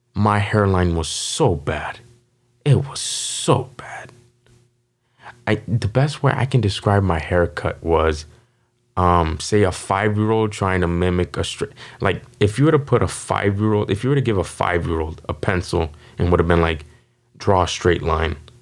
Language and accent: English; Las Vegas, Nevada, United States; was born and raised here in Las Vegas